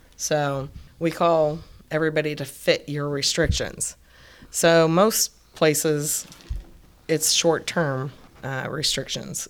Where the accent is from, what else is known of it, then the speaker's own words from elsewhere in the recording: Ohio, United States; moved away; I'm from Ohio, and they didn't have a lot of resources